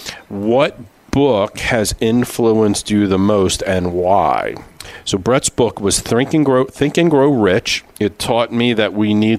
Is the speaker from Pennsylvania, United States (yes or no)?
yes; Philadelphia, Pennsylvania, United States; We grew up in Philadelphia.